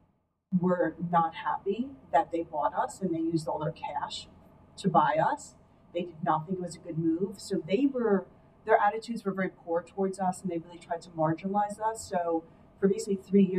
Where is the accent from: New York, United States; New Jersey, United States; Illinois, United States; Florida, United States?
New Jersey, United States; moved away as an adult; now in Dallas, United States; I am born and raised in New Jersey